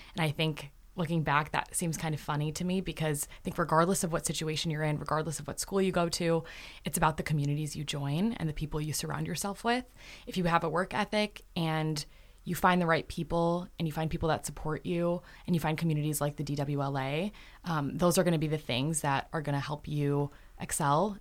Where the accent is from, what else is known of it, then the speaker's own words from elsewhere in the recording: Canton, Michigan, United States; I'm from Canton, Michigan.